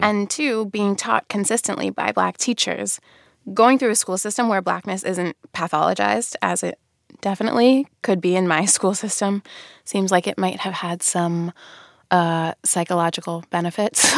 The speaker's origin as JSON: {"language": "English", "town": "Radnor", "region": "Pennsylvania", "country": "United States", "tie": "born or raised there", "said": "I grew up in Radnor, Pennsylvania, which is a suburb about ten miles outside the city"}